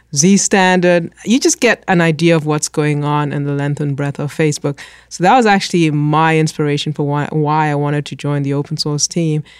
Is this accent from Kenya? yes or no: yes; Kenya; moved away; I grew up in Kenya